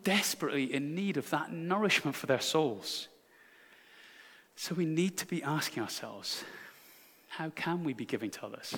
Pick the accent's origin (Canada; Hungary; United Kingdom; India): United Kingdom; I'm so British